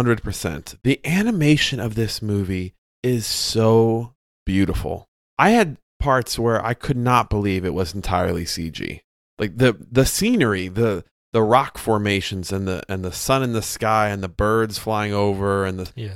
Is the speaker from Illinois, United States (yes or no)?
yes; Chicago, Illinois, United States; accent: Chicago; I say Sasquatch, but that's my Midwest accent. That's my Chicago accent there.